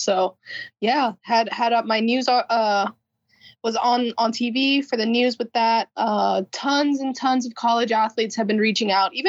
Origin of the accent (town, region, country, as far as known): Hawaii, United States; born or raised there; moved away as an adult; also born or lived in California